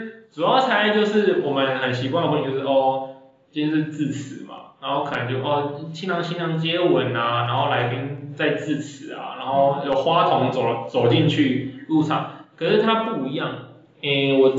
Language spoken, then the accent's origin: Chinese; Taiwan; now in Singapore; 会拍一些我们台湾人看到什么哦唯美啊，